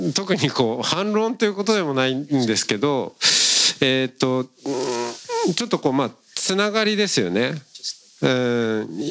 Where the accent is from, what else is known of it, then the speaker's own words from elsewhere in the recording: rural Hokkaido, Japan; 私も北海道の田舎出身なんで